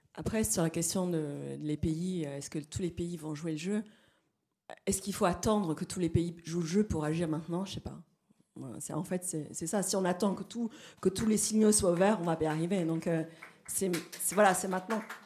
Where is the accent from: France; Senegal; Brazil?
Brazil; moved away; je suis brésilienne